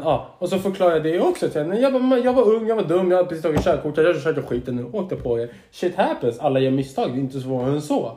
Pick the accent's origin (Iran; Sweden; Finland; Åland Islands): Sweden; Stockholm, Stockholm County; now in Södertälje, Sweden; jag är uppvuxen i Hägersten, vilket är mycket finare områden än Södertälje